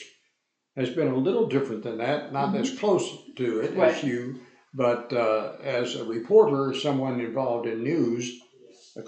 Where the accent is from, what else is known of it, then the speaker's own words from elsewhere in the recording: the South, United States; moved away; Being a Southerner